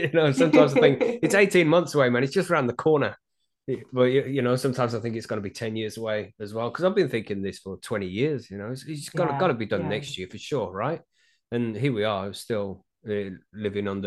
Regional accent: United Kingdom; I'm from the UK, the host of High on Homegrown

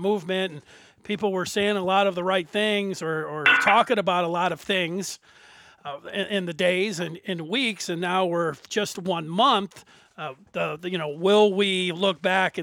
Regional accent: Detroit, Michigan, United States; I'm from Detroit here. Grew up in the city.

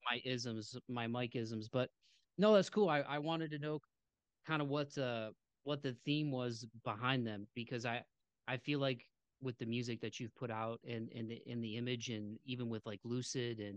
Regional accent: Midwest, United States; growing up where I grew up in the Midwest

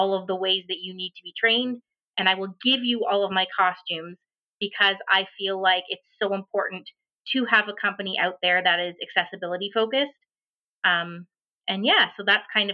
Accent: Ontario, Canada; first language American Sign Language; English is a second language; I am an ASL English interpreter from Ontario, Canada

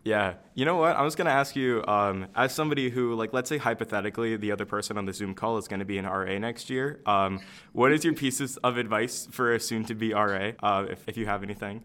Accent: Michigan, United States; I'm from Michigan. I'm on like the Lake Michigan side.

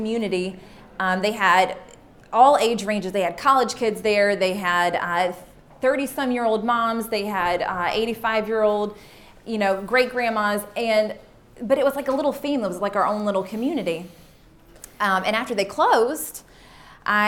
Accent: Wilson, North Carolina, United States; moved away as an adult; also born or lived in Nashville, Tennessee; I'm from Wilson, North Carolina.

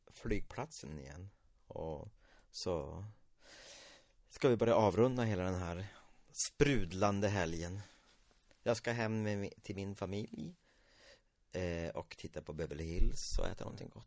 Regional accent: Norrbotten County, Sweden; Jag, också, jag är från Norrbotten, så min svenska är inte heller på topp.

